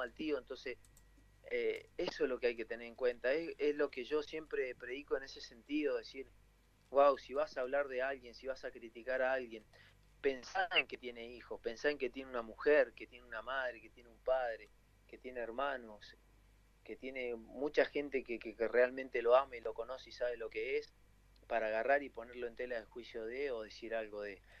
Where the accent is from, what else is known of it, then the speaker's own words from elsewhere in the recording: Argentina; argentinos que somos